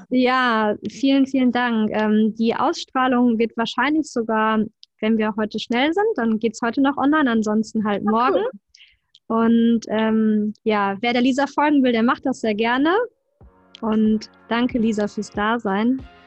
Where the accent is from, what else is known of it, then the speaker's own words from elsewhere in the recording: Germany; bei uns in Deutschland